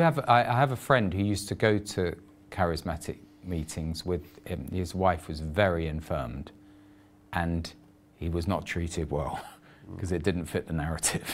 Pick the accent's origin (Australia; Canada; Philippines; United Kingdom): United Kingdom; England; I'm just an Englishman